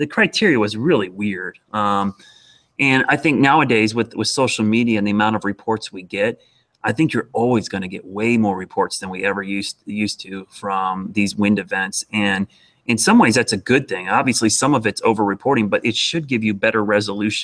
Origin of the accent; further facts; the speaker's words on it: Ohio, United States; now in Charlotte, United States; growing up in Ohio